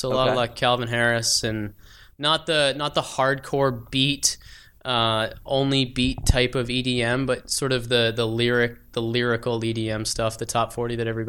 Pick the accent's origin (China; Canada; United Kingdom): Canada; now in Phoenix, United States